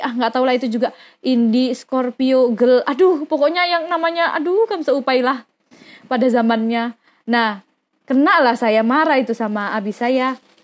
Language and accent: Indonesian; Mojokerto, East Java, Indonesia; now in Yogyakarta, Indonesia; lahir di Mojokerto, Jawa Timur